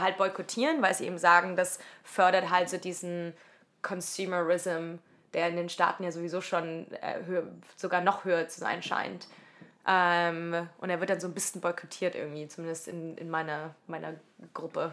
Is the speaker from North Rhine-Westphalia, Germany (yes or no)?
no; Leipzig, Saxony, Germany; moved away as an adult; also born or lived in Cologne; in Leipzig, wo ich aufgewachsen bin